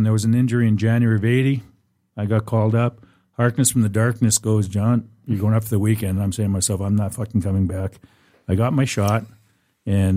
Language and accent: English; Western Canada, Canada; moved away as an adult; I grew up in Western Canada.